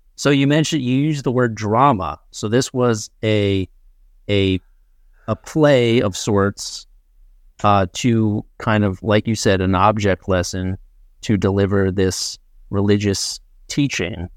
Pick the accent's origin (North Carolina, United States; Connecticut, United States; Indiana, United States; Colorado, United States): Connecticut, United States; Ridgefield; I grew up in Ridgefield, Connecticut